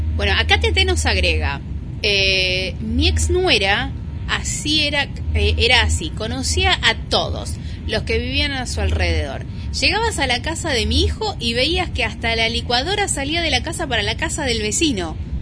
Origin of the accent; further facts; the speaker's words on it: Mar del Plata, Buenos Aires Province, Argentina; also born or lived in Parque Camet, Mar del Plata; yo soy de Polonia y Vertis, porque mi esencia está ahí. Este, más allá de que hace mil años que vivo en Parque Camet